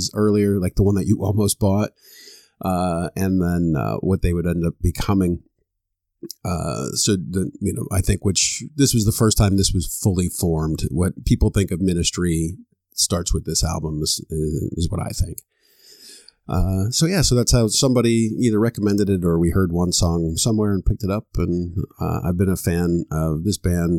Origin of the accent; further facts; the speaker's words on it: Florida, United States; I grew up in Florida